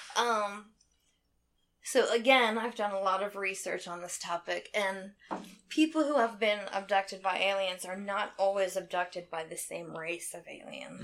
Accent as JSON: {"language": "English", "town": "Anderson", "country": "United States", "said": "I'm from Anderson. I've lived here most of my life"}